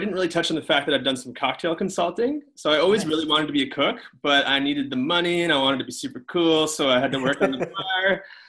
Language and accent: English; Ottawa, Ontario, Canada; now in Toronto, Canada; I'm from Ottawa. Born and raised there. Moved to Toronto around the age of 20